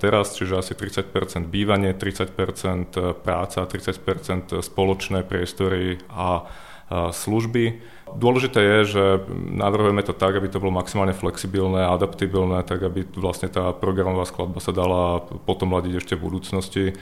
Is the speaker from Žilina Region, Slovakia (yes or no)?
no; Bratislava, Bratislava Region, Slovakia; Ja som z Bratislavy, vyrastal som v Petržalke na sídlisku potom v starom meste a momentálne bývam v novom meste